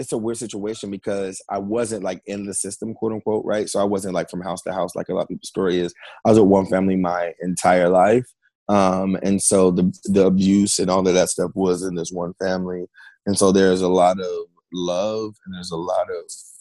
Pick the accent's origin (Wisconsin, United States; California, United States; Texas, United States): California, United States; Fairfield; I was born and raised in Fairfield, California